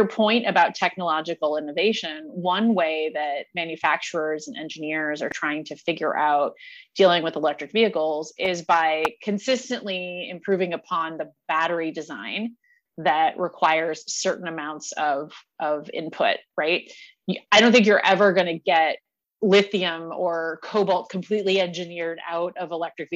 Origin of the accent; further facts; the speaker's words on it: Indiana, United States; moved away; I'm from Indiana, right? Not far from South Bend.